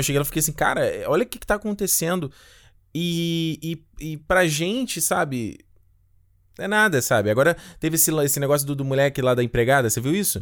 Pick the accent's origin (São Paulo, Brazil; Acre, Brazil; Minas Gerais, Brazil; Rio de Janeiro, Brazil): Rio de Janeiro, Brazil; eu cresci em Rocha Miranda